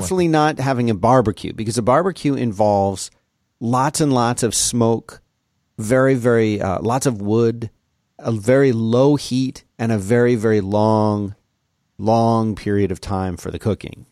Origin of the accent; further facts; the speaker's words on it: Philadelphia, Pennsylvania, United States; I grew up in Philadelphia